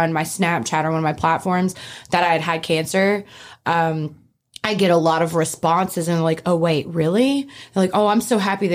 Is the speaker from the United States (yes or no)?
yes; Oxford, Mississippi, United States; I'm from Oxford, Mississippi